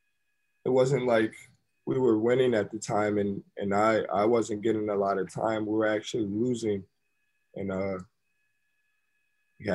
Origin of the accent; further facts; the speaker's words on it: Syracuse, New York, United States; also born or lived in Milwaukee, Wisconsin; I came back to my hometown